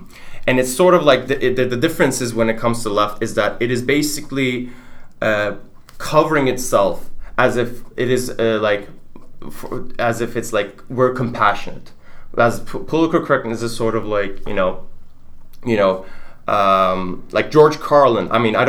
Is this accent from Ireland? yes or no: no; Turkey; English is a second language; now in United States; like I'm from Turkey, for example, and I had this discussion with my advisor